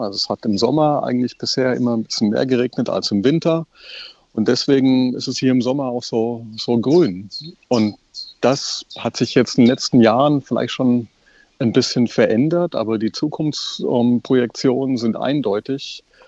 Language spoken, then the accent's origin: German; Germany; Bei uns in Deutschland